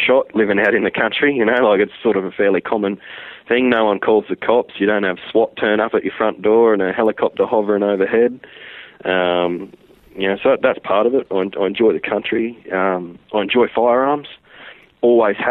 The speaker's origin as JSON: {"language": "English", "town": "Brisbane", "region": "Queensland", "country": "Australia", "tie": "born or raised there", "also_born_or_lived": "Mungar, Queensland", "said": "I was born in Brisbane, lived here till on the outskirts of Brisbane, till I was about 10, and then I think my parents had sort of had enough of it, like city and noise and living on top of your neighbours, and they just had enough of it, and they bought a little block at a little country town called Mungar."}